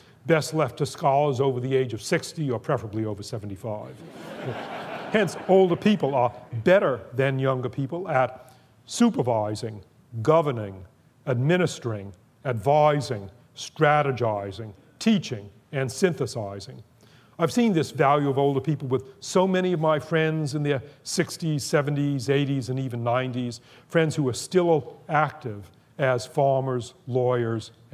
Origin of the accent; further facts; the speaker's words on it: Boston, Massachusetts, United States; when I was growing up in Boston